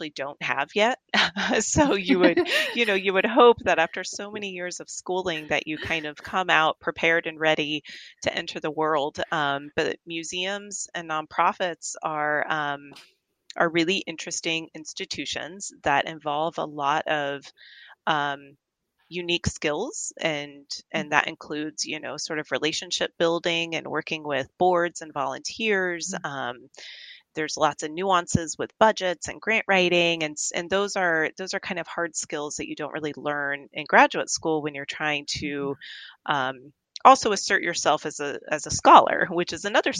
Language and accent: English; Tucson, Arizona, United States; also born or lived in Fort Worth, Texas / Oregon; I'm pretty much from Tucson. You know, I moved here. I was born in Fort Worth, but I moved here when I was 10